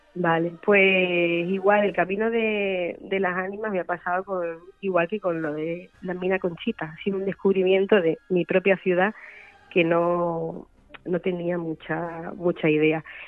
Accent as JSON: {"language": "Spanish", "town": "Málaga", "region": "Andalusia", "country": "Spain", "said": "yo soy malagueña y era un poquito homenaje a, mi tierra"}